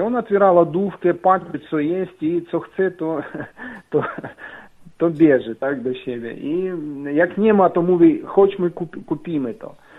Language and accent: Polish; Ukraine; Polish is a second language; now in Poland; jestem z Ukrainy. Mam trochę akcent